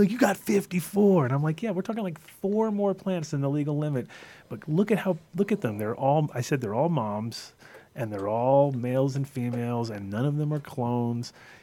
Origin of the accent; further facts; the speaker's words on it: upstate New York, United States; moved away as an adult; now in Colorado, United States; I'm from New York originally also